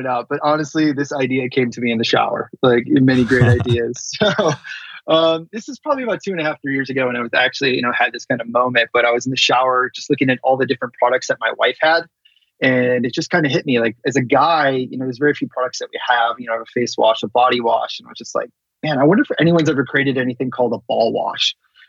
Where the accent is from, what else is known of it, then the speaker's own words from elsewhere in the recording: Chicago, Illinois, United States; moved away as an adult; also born or lived in Wisconsin; now in Los Angeles, United States; Grew up in the suburbs of Chicago, Illinois.